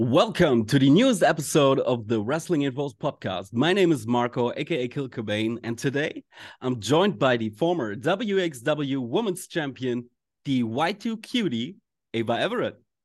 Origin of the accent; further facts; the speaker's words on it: Germany; we Germans